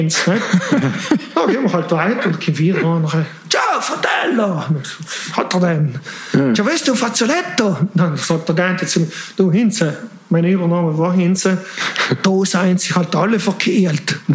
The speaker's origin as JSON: {"language": "German", "country": "Switzerland", "tie": "born there", "said": "ich bin eigentlich in der Schweiz geboren"}